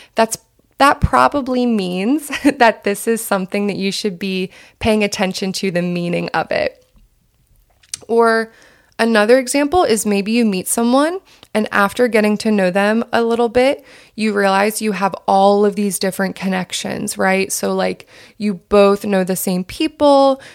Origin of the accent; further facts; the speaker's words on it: southern New Jersey, United States; also born or lived in North Carolina; now in Los Angeles, United States; I grew up in southern New Jersey.